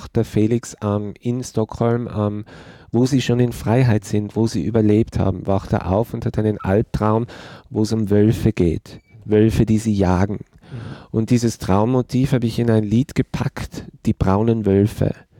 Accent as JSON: {"language": "German", "region": "Tyrol", "country": "Austria", "tie": "born or raised there", "said": "ich komme aus Tirol. Ich bin in den 70er Jahren geboren und meine Generation in Tirol als schwuler Mann aufzuwachsen"}